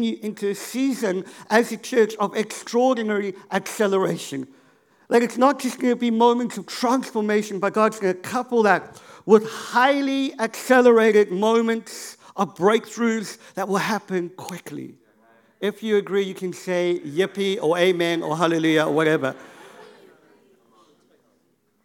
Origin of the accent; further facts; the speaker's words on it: Cape Town, Western Cape, South Africa; I grew up in Cape Town